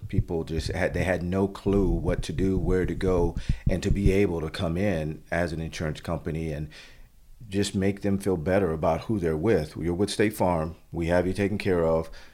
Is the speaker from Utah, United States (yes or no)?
no; Florida, United States; moved away as an adult; now in Stafford, Virginia, United States; as a family growing up in Florida